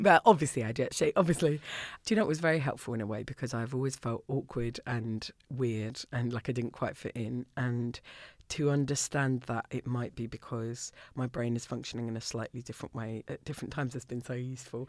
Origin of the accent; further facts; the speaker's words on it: Orpington, London, United Kingdom; moved away as an adult; now in Scotland, United Kingdom; I grew up in Orpington